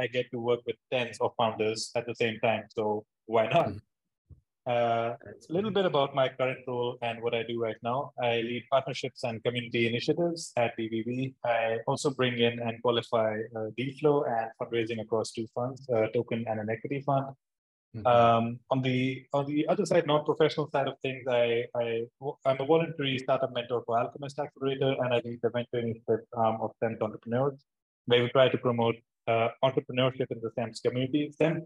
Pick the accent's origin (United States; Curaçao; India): India; moved away as an adult; also born or lived in Liverpool, United Kingdom; I'm originally from India. That's where I've done my schooling from.